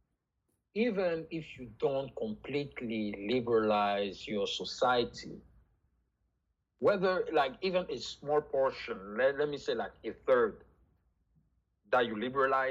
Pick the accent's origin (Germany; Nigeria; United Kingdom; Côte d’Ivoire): Côte d’Ivoire; Abidjan; first language French; English is a second language; moved away as an adult; now in Chicago, United States; I was born and raised in Cote d'Ivoire, so Ivory Coast, in 1990 in Abidjan. I speak French as my first language.